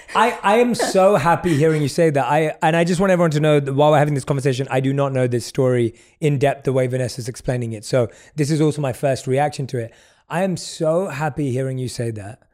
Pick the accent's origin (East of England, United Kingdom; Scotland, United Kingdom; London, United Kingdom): London, United Kingdom; I grew up in London